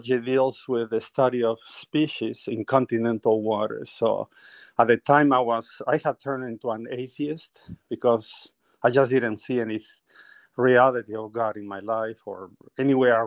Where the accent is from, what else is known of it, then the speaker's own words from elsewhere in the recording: northern Peru, Peru; first language Spanish; English is a second language; moved away; I am originally from Peru. I was born in the northern part of Peru, beautiful mountains and everything